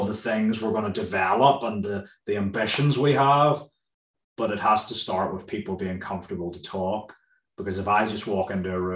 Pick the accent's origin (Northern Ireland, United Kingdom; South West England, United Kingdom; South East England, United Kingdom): Northern Ireland, United Kingdom; moved away; I'm from Ireland